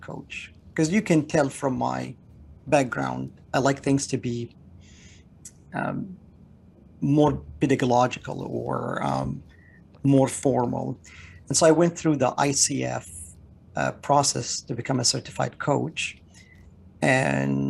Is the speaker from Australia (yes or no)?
no; Canada; moved away as an adult; now in United States; I'm Canadian